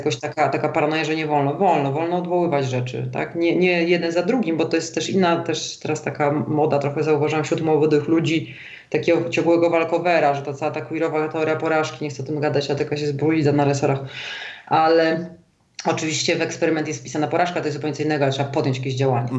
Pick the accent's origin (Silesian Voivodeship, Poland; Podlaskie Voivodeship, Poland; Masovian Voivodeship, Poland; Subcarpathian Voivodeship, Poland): Masovian Voivodeship, Poland; Warsaw; moved away as an adult; also born or lived in London; now in Zurich, Switzerland; ja jestem warszawianką od pokoleń z linii matki